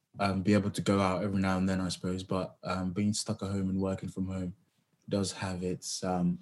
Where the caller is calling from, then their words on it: London, United Kingdom; So I'm just outside of London, near Tottenham here at the moment.